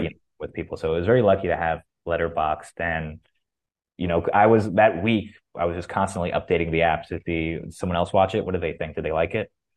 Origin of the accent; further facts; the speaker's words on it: Boca Raton, Florida, United States; I'm a Jew from Boca Raton